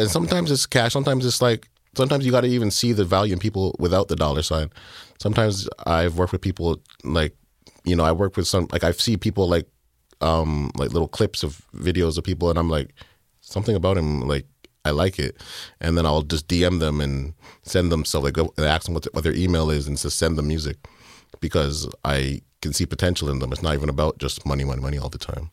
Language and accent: English; Markham, Ontario, Canada; I'm from Markham